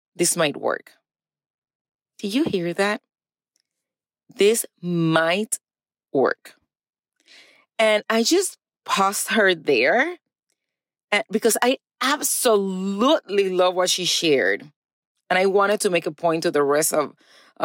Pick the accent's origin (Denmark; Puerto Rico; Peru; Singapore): Puerto Rico; now in East Texas, United States; I was born and raised in Puerto Rico